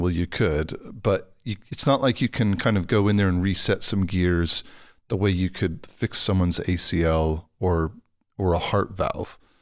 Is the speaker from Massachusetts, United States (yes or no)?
no; Los Angeles, California, United States; moved away; I'm from Los Angeles originally